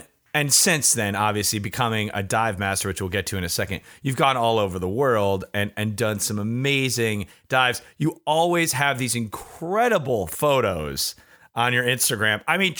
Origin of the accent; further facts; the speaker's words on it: Michigan, United States; I grew up in Michigan. It's surrounded by water on three sides.